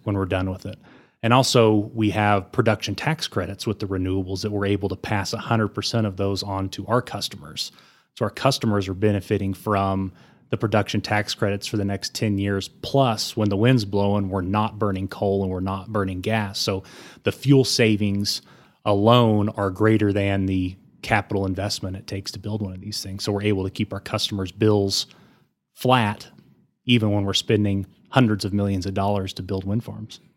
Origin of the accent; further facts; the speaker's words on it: Amarillo, Texas, United States; also born or lived in Austin, Texas / Denver, Colorado; I was born and raised in Amarillo, went to Sleepy Hollow, went to Bonham